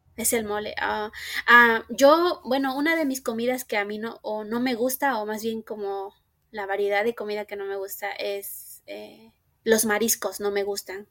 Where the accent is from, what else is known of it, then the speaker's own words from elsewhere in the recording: Mexico; now in Minnesota, United States; nací y crecí en México. En la actualidad radico en Estados Unidos, en el estado de Minnesota